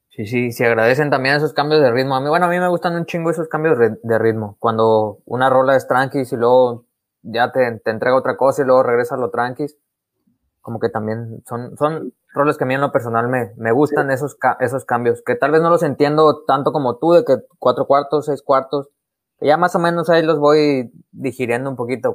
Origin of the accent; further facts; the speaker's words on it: Mexico; somos mexicanos